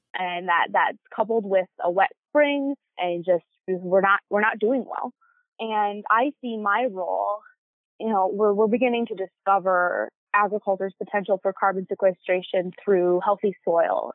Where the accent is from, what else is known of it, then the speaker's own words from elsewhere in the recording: Cass City, Michigan, United States; my hometown of Cass City